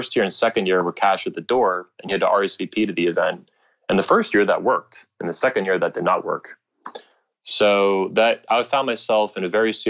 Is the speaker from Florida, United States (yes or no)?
yes; Florida, United States; I'm from Florida, you know, I'm a native Floridian.